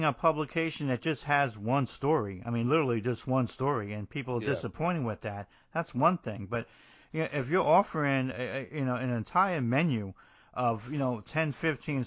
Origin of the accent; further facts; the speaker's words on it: Hoboken, New Jersey, United States; moved away; I'm originally from Hoboken.